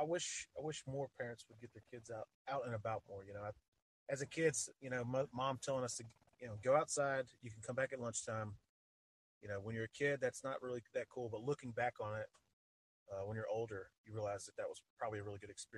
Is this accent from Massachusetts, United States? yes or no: no; Vicksburg, Mississippi, United States; I grew up in Vicksburg, Mississippi. We lived out in the country